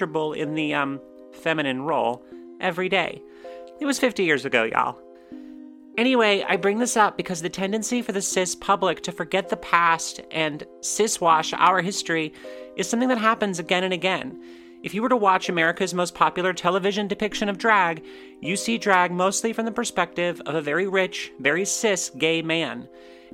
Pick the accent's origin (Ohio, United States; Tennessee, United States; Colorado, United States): Tennessee, United States; Johnson City; my hometown, Johnson City, Tennessee